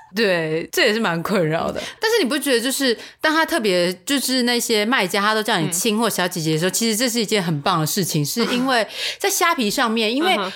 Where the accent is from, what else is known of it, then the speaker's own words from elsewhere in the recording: Taiwan; 是台湾人如果去中国的话，也还是可以用我们台湾人的那个用词啊